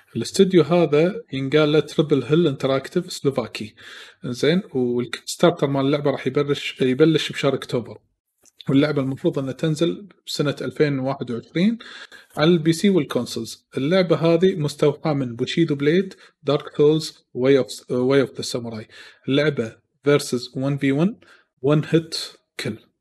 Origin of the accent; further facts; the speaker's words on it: Kuwait; عندنا بالكويت